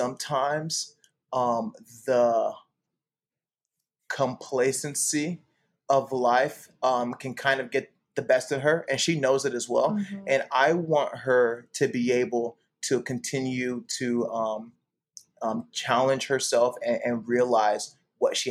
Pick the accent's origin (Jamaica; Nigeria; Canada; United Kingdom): Nigeria; I'm a Nigerian